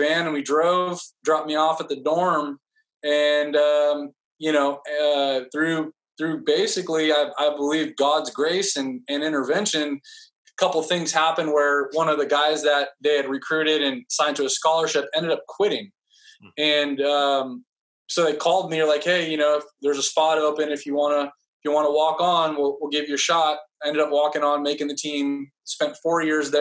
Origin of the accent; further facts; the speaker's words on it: Fresno, California, United States; I was born and raised in Fresno, California